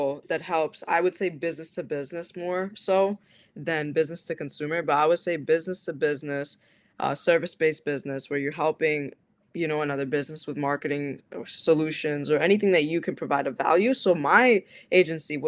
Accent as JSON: {"language": "English", "region": "New Jersey", "country": "United States", "tie": "born or raised there", "said": "I grew up in New Jersey. I grew up in the same city my like entire life"}